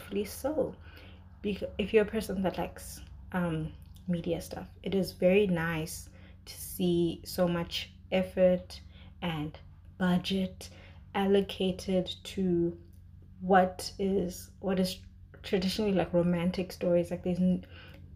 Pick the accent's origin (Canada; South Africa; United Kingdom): South Africa; As South African viewers, we